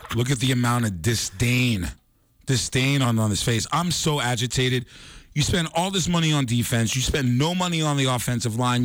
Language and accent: English; New York, United States; my home state of New York.